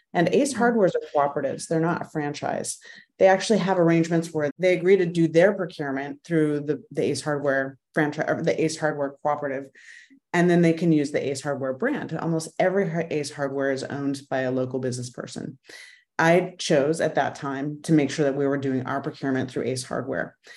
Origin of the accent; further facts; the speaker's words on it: Idaho, United States; moved away as an adult; also born or lived in Arizona; now in Washington, D.C., United States; I grew up mostly in Idaho, bouncing from one small Western mountain town to another.